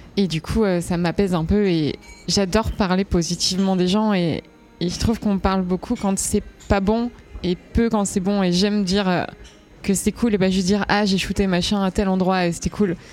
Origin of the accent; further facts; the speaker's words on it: Switzerland; Moi j'étais en Suisse, je suis en Suisse et j'ai grandi en Suisse.